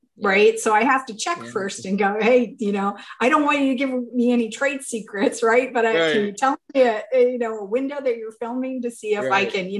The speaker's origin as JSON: {"language": "English", "region": "Maine", "country": "United States", "tie": "born or raised there", "moved": "yes", "lives_now": "Montrose, Pennsylvania, United States", "said": "I grew up 45 minutes from Stephen King. I'm from Maine."}